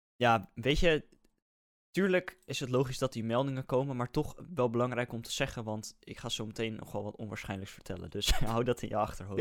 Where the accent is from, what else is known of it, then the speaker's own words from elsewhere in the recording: Netherlands; wij zijn als Nederlanders